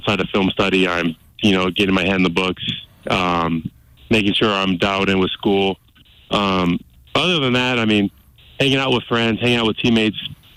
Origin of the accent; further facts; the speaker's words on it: Seattle area, Washington, United States; now in Missoula, United States; I'm originally from Seattle, a metro city outside of Seattle